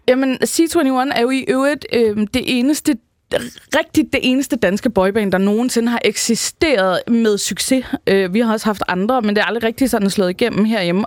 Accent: Rønne, Capital Region of Denmark, Denmark; Rønne på Bornholm, hvor jeg er fra

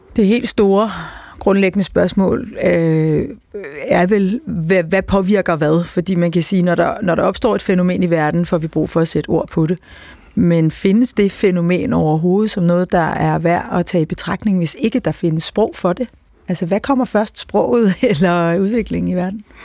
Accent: a little north of Copenhagen, Capital Region of Denmark, Denmark; du har lige gættet hvor øh, jeg kom fra, alene baseret øh, på, på, på min dialekt

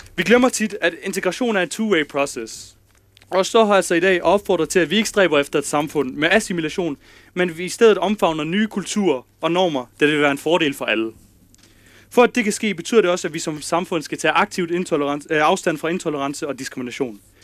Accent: Kolding, Southern Denmark, Denmark; Jeg er fra Danmark, jeg er fra Kolding. Øh, jeg er født i Kolding.

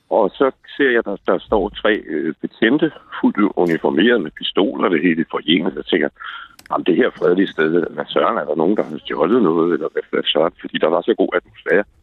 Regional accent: Vordingborg, Zealand, Denmark; nu er jeg 58 år, og jeg er født i Vordingborg

